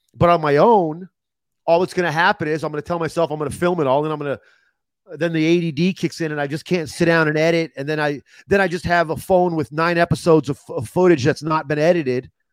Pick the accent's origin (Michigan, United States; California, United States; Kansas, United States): California, United States; Los Angeles; also born or lived in Ohio; now in Arizona, United States; I'm from Los Angeles